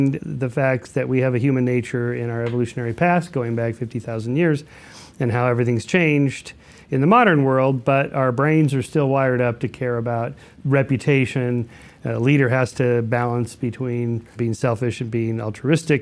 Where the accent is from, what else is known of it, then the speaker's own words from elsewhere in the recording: California, United States; as a Californian who only ever drives anywhere